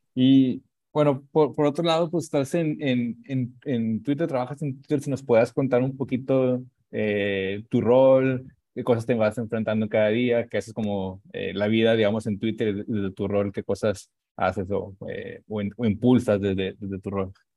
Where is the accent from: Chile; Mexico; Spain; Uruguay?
Mexico; Monterrey, Nuevo León; cómo somos los regios